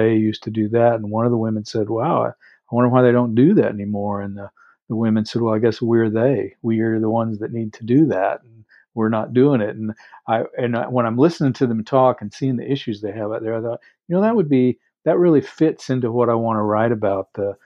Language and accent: English; Texas, United States; I grew up in Texas mainly